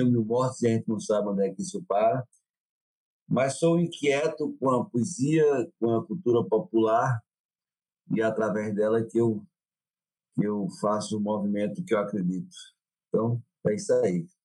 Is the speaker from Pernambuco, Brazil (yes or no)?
yes; Guaraci, Pernambuco, Brazil; born there; sou poeta, sou cantador, arte educador, sou pernambucano, nasci em Guaraci, no sertão do Pajeú